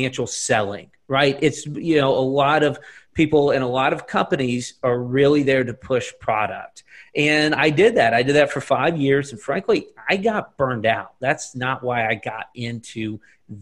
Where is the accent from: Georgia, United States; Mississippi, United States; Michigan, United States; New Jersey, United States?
Georgia, United States; Lake Oconee area; born or raised there; also born or lived in Atlanta, Georgia